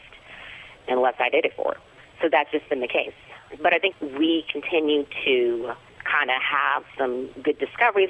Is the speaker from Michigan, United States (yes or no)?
yes; Detroit, Michigan, United States; I'm from Detroit, from the inner city